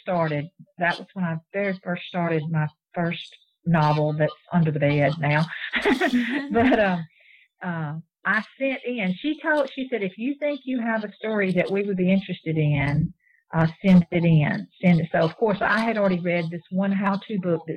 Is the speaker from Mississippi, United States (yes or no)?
yes; Mississippi, United States; being from the South and from Mississippi